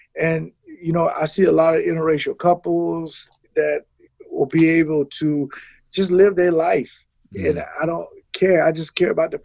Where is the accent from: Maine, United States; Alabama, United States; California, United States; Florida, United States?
Florida, United States; Jacksonville; moved away as an adult; now in Wisconsin, United States; I'm from Jacksonville, Florida